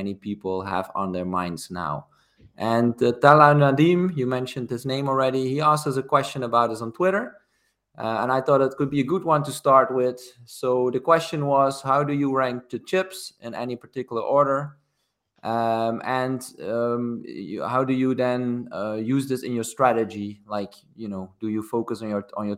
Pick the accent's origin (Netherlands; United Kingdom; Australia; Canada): Netherlands; Maastricht, Limburg; He used to play for my hometown club. That's MVV Maastricht